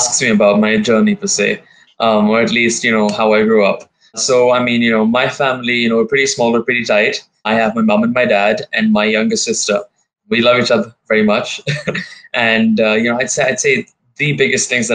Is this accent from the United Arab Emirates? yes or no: yes; Dubai, United Arab Emirates; also born or lived in India; I've born and brought up here.